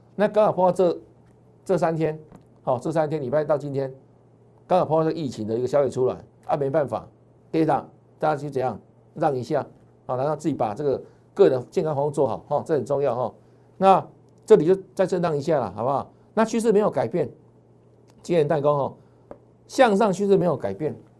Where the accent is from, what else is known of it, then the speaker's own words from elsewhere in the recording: Taiwan; 我们台湾人